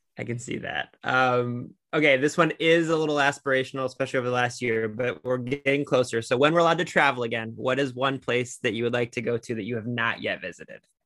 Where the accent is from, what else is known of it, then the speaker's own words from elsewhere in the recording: Cleveland, Ohio, United States; I'm from Cleveland, Ohio. I live in Northeast Ohio.